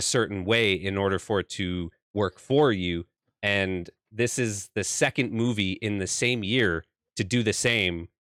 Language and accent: English; Canada; I'm from Canada